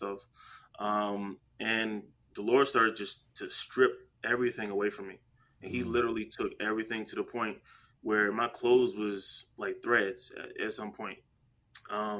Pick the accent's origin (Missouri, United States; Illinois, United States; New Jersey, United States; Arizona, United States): New Jersey, United States; I'm from Jersey